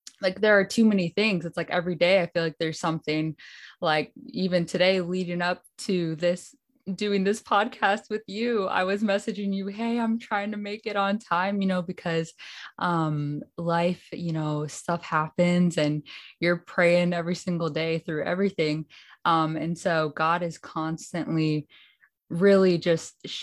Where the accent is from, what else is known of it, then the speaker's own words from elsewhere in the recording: Hinsdale, Illinois, United States; now in Berrien Springs, United States; I'm currently in Berrien Springs, Michigan, but I'm from Hinsdale, outside of Chicago, Illinois, Hinsdale, Illinois. Okay. Yeah, I went to Hinsdale Academy